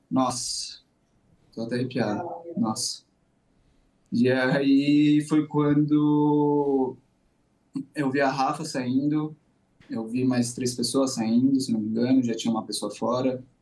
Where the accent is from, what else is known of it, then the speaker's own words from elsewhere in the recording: Brazil; moved away as an adult; now in Tel Aviv, Israel; eu que sou brasileiro